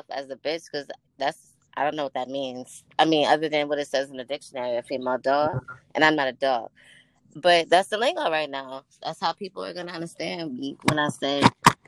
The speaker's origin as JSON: {"language": "English", "town": "Atlanta", "region": "Georgia", "country": "United States", "tie": "born or raised there", "also_born_or_lived": "New York", "moved": "yes", "lives_now": "Indiana, United States", "said": "I'm born in New York, raised in Atlanta. Right now, I'm in Indiana"}